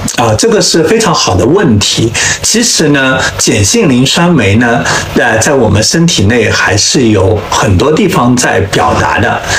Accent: China; 我们中国人

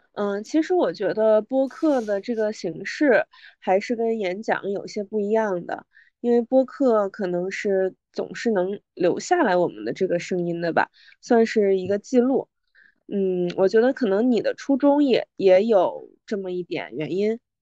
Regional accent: Northeast China, China; 我的家乡是来自东北

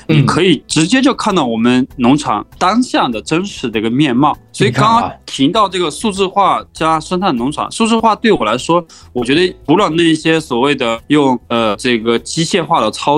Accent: Honghe Prefecture, Yunnan, China; now in Menglian, China; 我我是云南的，呃，红河州的人，离。孟连这边，哎，稍微有一点点远了

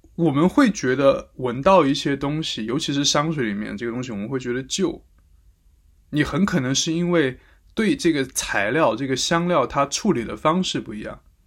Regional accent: Sichuan, China; now in Paris, France; 但我们四川话叫黄果嘞

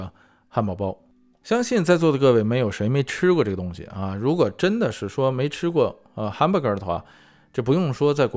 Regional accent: China; 作为中国人

